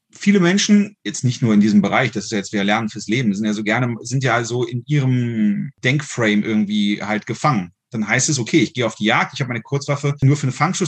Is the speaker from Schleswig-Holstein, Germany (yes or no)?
no; Düsseldorf, North Rhine-Westphalia, Germany; now in Saarland, Germany; Ich lebe ja aktuell im Saarland. Ich komme aus Düsseldorf ursprünglich.